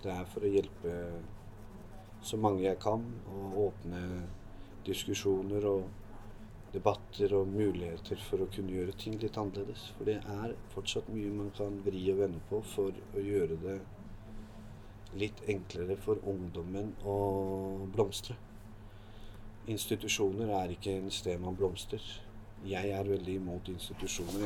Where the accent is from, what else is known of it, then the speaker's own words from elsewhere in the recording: Hallingdal, Buskerud, Norway; moved away as an adult; also born or lived in Drammen; jeg vokste opp i Hallingdal.